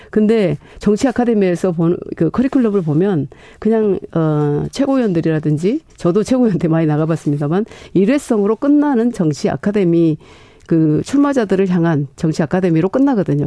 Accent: Honam, South Korea; 제가 이제 호남 출신이고 여성이고

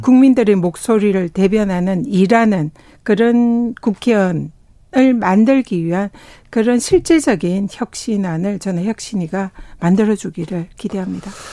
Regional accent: South Korea; also born or lived in Tongyeong / Busan; 저는 뭐 통영과 부산에서 태어나고 자라서 바다의 딸이다

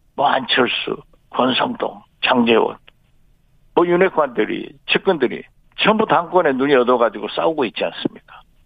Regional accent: Jindo, South Jeolla, South Korea; 제 고향 진도에

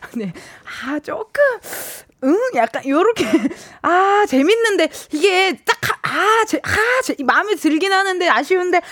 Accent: Incheon, South Korea; 제가 인천 사람이라고

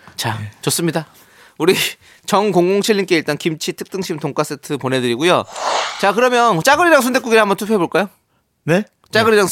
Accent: Incheon, South Korea; 저는 인천 출신이긴 하지만

